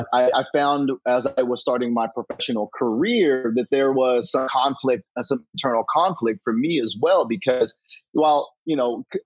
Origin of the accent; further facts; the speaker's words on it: Kentucky, United States; moved away as an adult; also born or lived in Chicago / Memphis; now in Los Angeles, United States; Born and raised in Kentucky